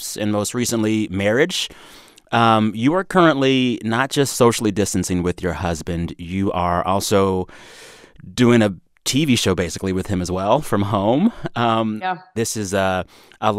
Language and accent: English; Texas, United States; also born or lived in Boston; as a Texan who lived up there for one or two years